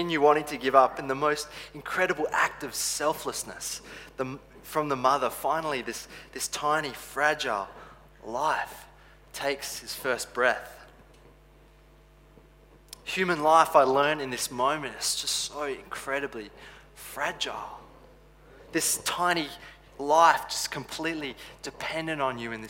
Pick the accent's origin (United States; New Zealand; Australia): Australia; Adelaide, South Australia; also born or lived in Canada; I grew up in Canada and the eastern suburbs of Adelaide